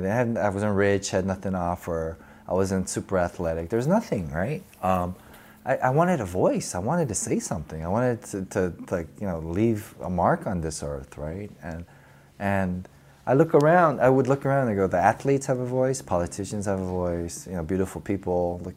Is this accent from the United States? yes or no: yes; the South, United States; that was my pop culture identity growing up in the South, right?